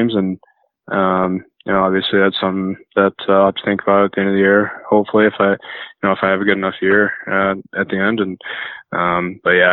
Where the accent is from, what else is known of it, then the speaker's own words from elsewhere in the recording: 20 minutes from Chilliwack, British Columbia, Canada; moved away as an adult; now in North Dakota, United States; I went into Chilliwack and had a tryout and, was lucky enough to make the team there, and which is 20 minutes away from my hometown